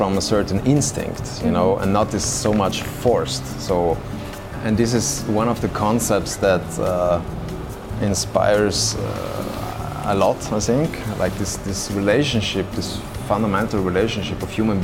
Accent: South Tyrol, Trentino-Alto Adige, Italy; the place where I come from Alto Adige

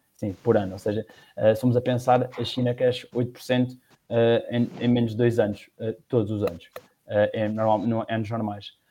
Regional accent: Batalha, Leiria District, Portugal; also born or lived in Lisbon; sou da Batalha e neste momento trabalho em Lisboa

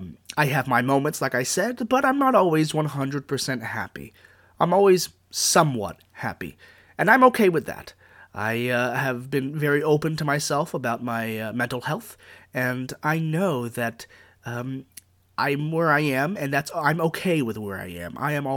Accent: Virginia, United States; Where I'm from, well, I'm from good old Virginia. I grew up in Northern Virginia

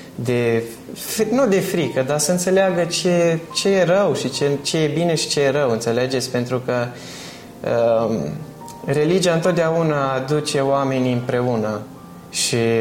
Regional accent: Bistrița, Bistrița-Năsăud, Romania; now in United Kingdom; Bistrița, localitatea noastră

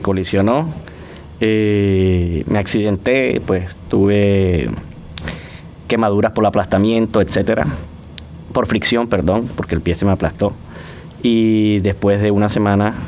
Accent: Barranquilla, Atlántico, Colombia; moved away as an adult; now in Panama; en Barranquilla, en mi ciudad natal, sí existían estas empresas

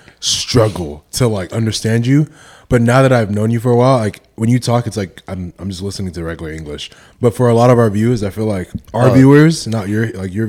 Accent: Nigeria; I'm also African. Mm-hmm. I'm from Nigeria.

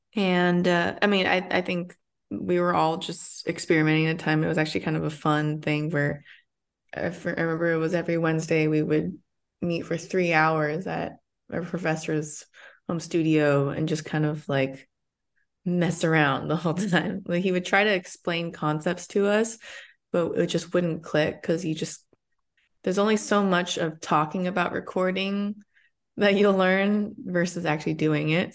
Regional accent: Arcadia, California, United States; also born or lived in Monterey Park, California; I was, uh, essentially born and raised here, but I'm from Arcadia, which is twenty-five minutes away from where I currently am in Chinatown

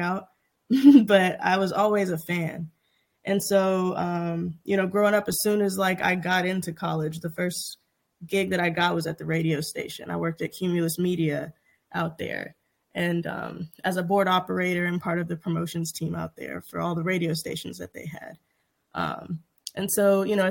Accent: Shreveport, Louisiana, United States; moved away as an adult; also born or lived in New Orleans; now in Los Angeles, United States; I actually went to school in New Orleans, but I'm from Shreveport. Shreveport is Ratchet City. But yeah, no, I loved being from Shreveport. It was really cool growing up there.

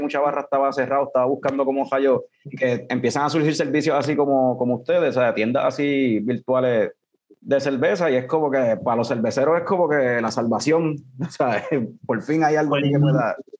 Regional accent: Ponce, Puerto Rico; yo somos de Ponce también

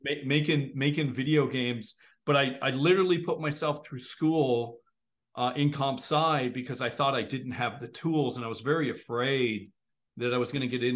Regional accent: Ontario, Canada; I live in Canada. A lot of people think I'm from the US, but I'm actually Canadian

